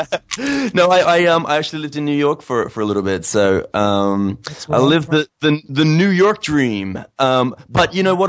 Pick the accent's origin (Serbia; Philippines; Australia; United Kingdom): Australia; Adelaide, South Australia; also born or lived in United States; now in Sydney, Australia; my hometown of Adelaide